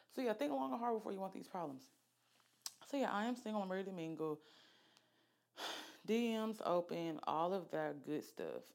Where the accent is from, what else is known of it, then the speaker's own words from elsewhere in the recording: Oxford, Alabama, United States; moved away as an adult; also born or lived in Norfolk, Virginia; now in Birmingham, United States; I'm from Oxford, Alabama, raised. I was not born in Oxford. I was born in Norfolk, Virginia